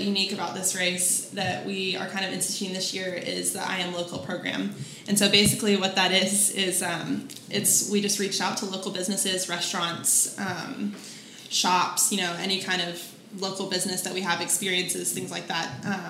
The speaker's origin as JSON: {"language": "English", "town": "Kennesaw", "region": "Georgia", "country": "United States", "moved": "as an adult", "lives_now": "Augusta, United States", "said": "I actually am not originally from Augusta. I'm from Kennesaw, Georgia."}